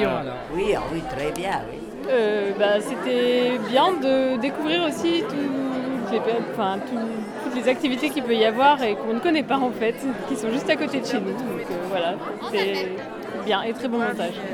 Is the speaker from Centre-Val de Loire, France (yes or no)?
yes; Chailles, Centre-Val de Loire, France; Moi je viens de Chaille, c'est au sud de Blois.